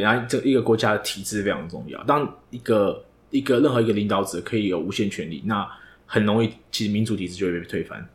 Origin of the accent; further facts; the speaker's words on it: Taiwan; 身为一个台湾人